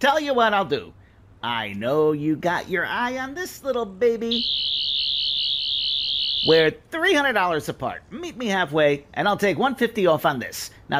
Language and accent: English; Queens, New York, United States; accent: New York; Hey, I'm from Queens, and sorry, but I'm stuck with my accent.